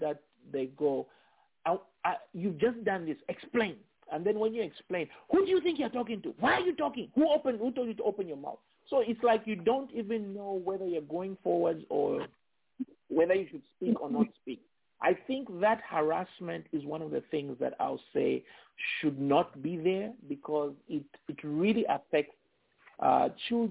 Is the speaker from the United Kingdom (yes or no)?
no; Zambia; now in United States; I'm Zambian, home is Zambia, outside is America